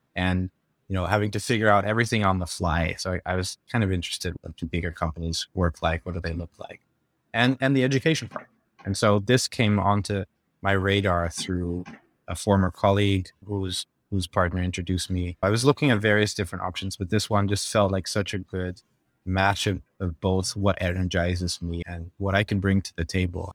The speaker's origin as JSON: {"language": "English", "country": "Netherlands", "moved": "yes", "said": "I'm from the Netherlands, did my undergrad"}